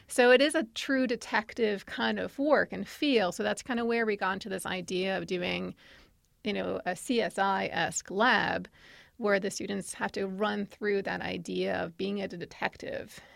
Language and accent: English; New York, United States; moved away as an adult; now in Virginia, United States; I'm from New York